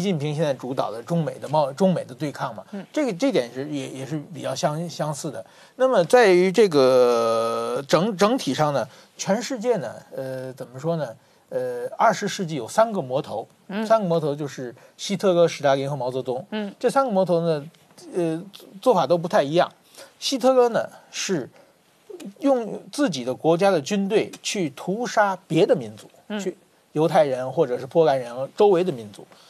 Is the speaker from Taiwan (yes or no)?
no; China; moved away; 我小的时候，我在中国的时候啊